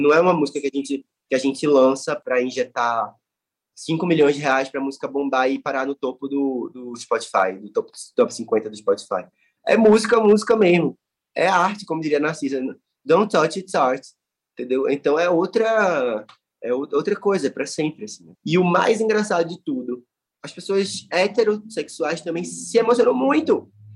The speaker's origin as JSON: {"language": "Portuguese", "town": "Recife", "region": "Pernambuco", "country": "Brazil", "tie": "born or raised there", "said": "na minha cidade natal, entendeu? Tipo, no lugar onde eu nasci"}